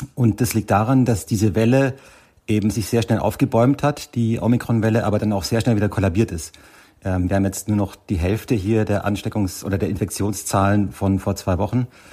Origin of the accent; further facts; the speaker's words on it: Germany; now in South Africa; bei uns in Deutschland